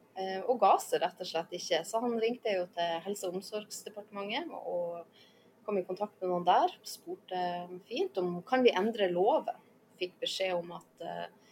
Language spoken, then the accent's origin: Norwegian; Lofoten, Nordland, Norway; moved away as an adult; now in Svalbard, Norway; jeg kommer jo fra Lofoten.